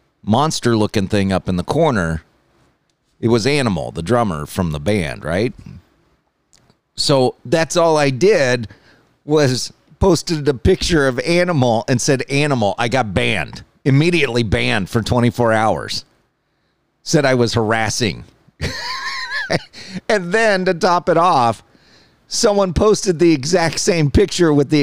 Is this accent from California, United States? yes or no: yes; California, United States; I'm a Californian.